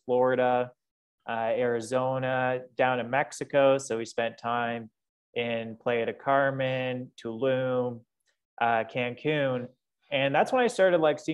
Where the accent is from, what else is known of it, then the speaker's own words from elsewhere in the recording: London, Ontario, Canada; moved away as an adult; also born or lived in Costa Rica; I'm originally from London, Ontario. So shout out to my friends back home in London.